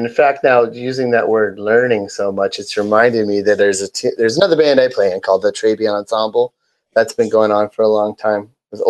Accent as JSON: {"language": "English", "town": "Woodstock", "region": "Ontario", "country": "Canada", "tie": "born or raised there", "moved": "as an adult", "said": "Woodstock, Ontario."}